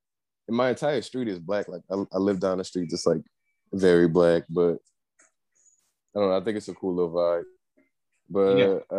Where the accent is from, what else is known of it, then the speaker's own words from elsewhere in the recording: Ames, Louisiana, United States; I'm not from New Orleans. I'm from this place called Ames, Louisiana, which is like nobody knows where the fuck that is, but it's in between Waggaman and Luling. It's like this small like city town type thing.